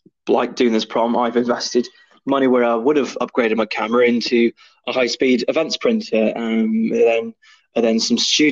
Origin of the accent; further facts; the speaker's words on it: Mid Wales, United Kingdom; This small little lad from Mid Wales